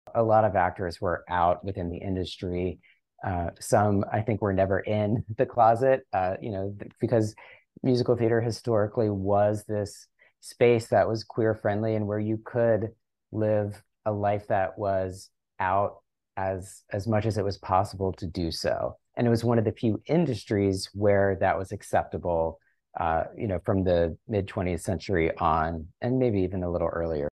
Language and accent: English; Chesapeake Beach, Maryland, United States; moved away as an adult; also born or lived in New York; I left my hometown of Ma-, in Chesapeake Beach, Maryland, and went to, uh, to study dance in college